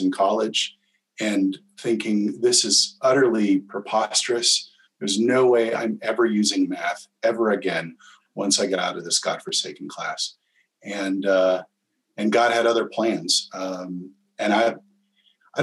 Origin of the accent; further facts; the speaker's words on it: Nebraska, United States; I grew up in Nebraska.